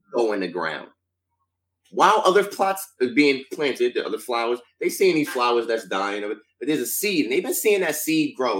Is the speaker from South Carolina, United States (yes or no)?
no; Stroudsburg, Pennsylvania, United States; my hometown started off first week number one. Shout out to Stroudsburg, Pennsylvania